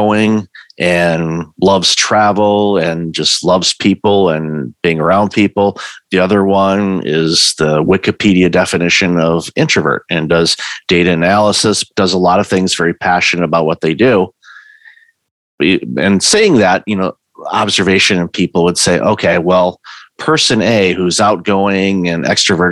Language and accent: English; Detroit, Michigan, United States; moved away; I'm originally from Detroit